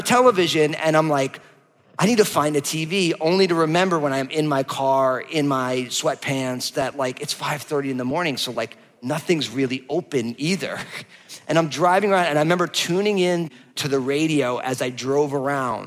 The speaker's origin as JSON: {"language": "English", "region": "New Jersey", "country": "United States", "also_born_or_lived": "San Francisco Bay Area", "moved": "yes", "said": "I'm from New Jersey, just outside of New York"}